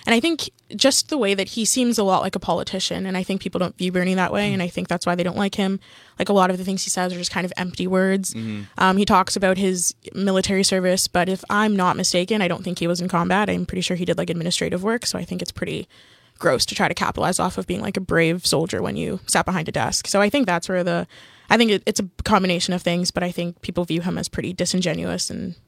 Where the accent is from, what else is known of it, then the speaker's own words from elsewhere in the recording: Canada; We're also Canadian, so I can't vote